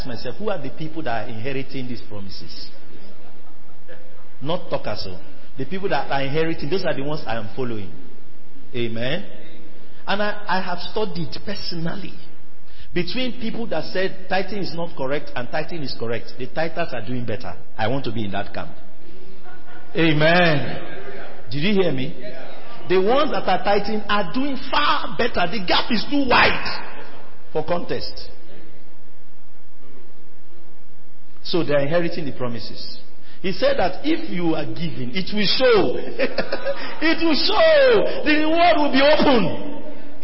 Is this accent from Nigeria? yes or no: yes; Nigeria; I'm Nigerian